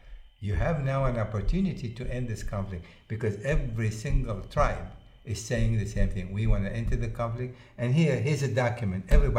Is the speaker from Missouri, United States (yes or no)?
yes; Missouri, United States; You know, I come from a situation where I feel I'm from Missouri. You know the state they say about Missouri?